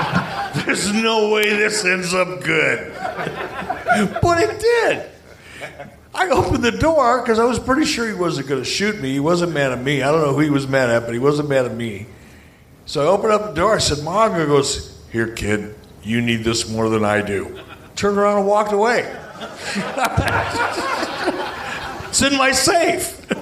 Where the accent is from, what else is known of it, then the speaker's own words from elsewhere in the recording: Detroit, Michigan, United States; I grew up in Detroit.